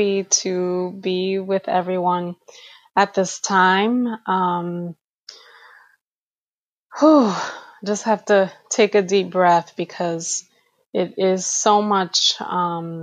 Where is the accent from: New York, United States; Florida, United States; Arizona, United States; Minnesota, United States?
New York, United States; New York City; I am Afro-Dominicana, born and raised in New York City